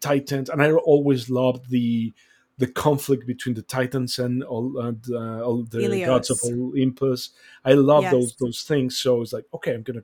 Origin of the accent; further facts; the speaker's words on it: Mexico; moved away; I was born and raised in Mexico.